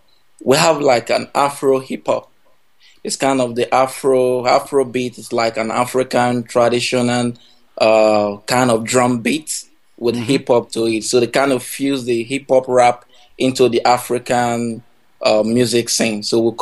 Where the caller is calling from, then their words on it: Ukraine; Okay, I'm calling all the way from Europe, Ukraine, precisely.